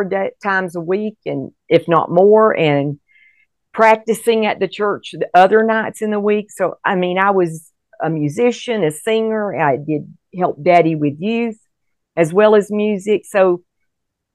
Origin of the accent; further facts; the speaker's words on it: Fort Walton Beach, Florida, United States; moved away as an adult; also born or lived in Mobile, Alabama / India / Colorado Springs, Colorado; I was born in Mobile, and then we moved. My dad was a pastor. We moved to the Florabama area, and he pastored a church in Fort Walton Beach for 32 years